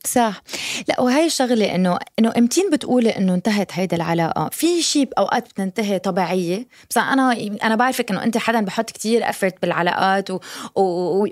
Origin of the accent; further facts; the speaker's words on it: Lebanon; moved away; also born or lived in United States; ربيت بلبنان بعدين سافرت على امريكا بعدين رجعت على لبنان